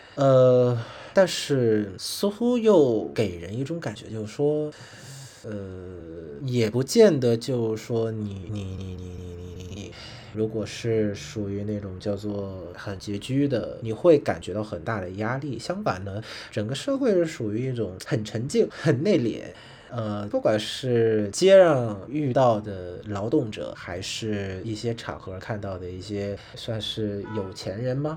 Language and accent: Chinese; Vietnam; Chinese is a second language; also born or lived in China; 我是来自越南